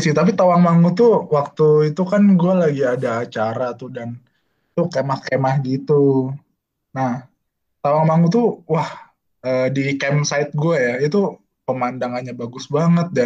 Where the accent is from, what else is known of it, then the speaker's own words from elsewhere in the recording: Yogyakarta, Special Region of Yogyakarta, Indonesia; for your information gue orang Jogja dan sepertinya gue belum pernah ke sana